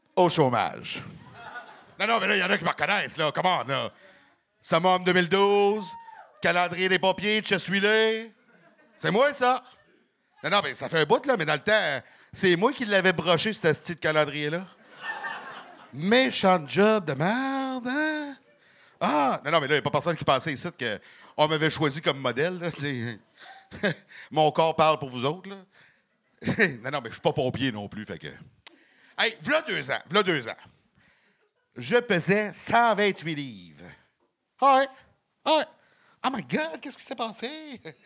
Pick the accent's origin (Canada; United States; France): Canada; Gatineau, Quebec; je viens de Gatineau